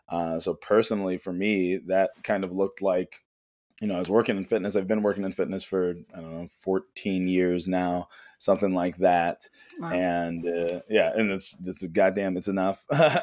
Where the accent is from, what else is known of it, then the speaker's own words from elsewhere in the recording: Chicago, Illinois, United States; from Chicago, Illinois. I am a Reiki healer.